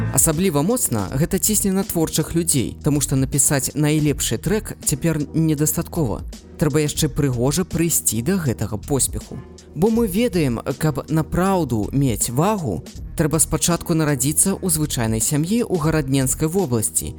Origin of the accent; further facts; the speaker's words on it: Mogilev, Mogilev Region, Belarus; Belarusian is a second language; сам нарадзіўся ў магілёве